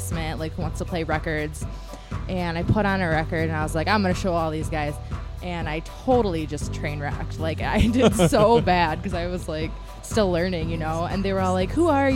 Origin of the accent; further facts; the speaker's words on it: Detroit, Michigan, United States; also born or lived in Frankfurt, Germany / France; I've only been like in the Detroit area since I was like 7, so I moved around a lot before